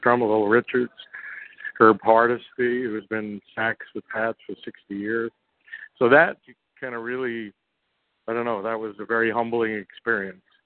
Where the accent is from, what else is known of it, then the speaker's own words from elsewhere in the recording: New York City, New York, United States; I grew up in Brooklyn, New York